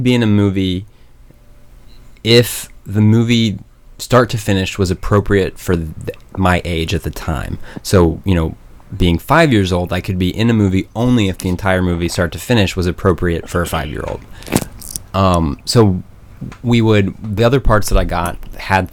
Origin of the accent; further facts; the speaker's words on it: Broken Arrow, Oklahoma, United States; also born or lived in Norman, Oklahoma; I grew up in Tulsa, or just outside of Tulsa, in Broken Arrow, and then went to Norman once I went to college.